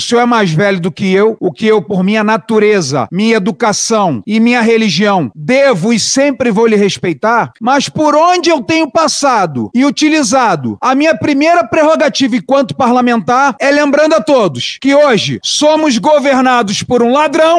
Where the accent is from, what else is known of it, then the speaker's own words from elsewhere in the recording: Brazil; sou brasileiro